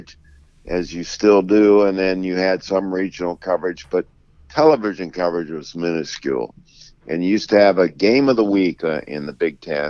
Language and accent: English; Ohio, United States; I was from Ohio